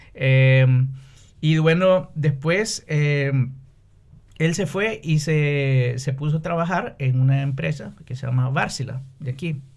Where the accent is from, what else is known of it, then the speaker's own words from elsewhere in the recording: San Pedro Sula, Cortés, Honduras; moved away as an adult; also born or lived in Brazil; now in Finland; soy de San Pedro Sula, mm. que es la segunda mayor ciudad de Honduras.